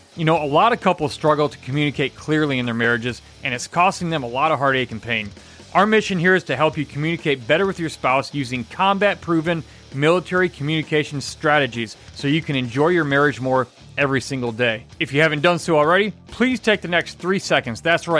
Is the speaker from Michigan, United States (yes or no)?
yes; Michigan, United States; now in Texas, United States; See, I'm from Michigan, so when it comes to Texas